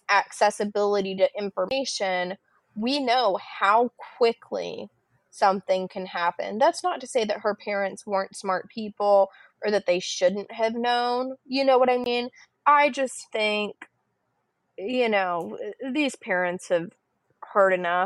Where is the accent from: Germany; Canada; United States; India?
United States; a suburb of Miami, South Florida; I grew up in Miami, right? Like not Miami, not in the heart of it, but in like a suburb in South Florida